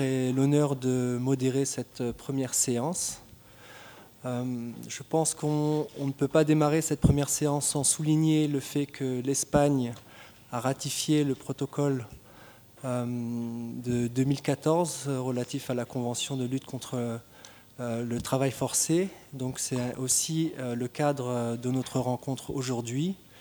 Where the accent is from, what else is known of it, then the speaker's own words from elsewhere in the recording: Tunisia; je suis tunisien